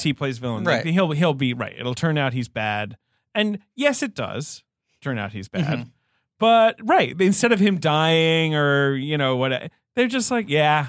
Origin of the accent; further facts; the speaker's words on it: United Kingdom; moved away; I grew up in Britain.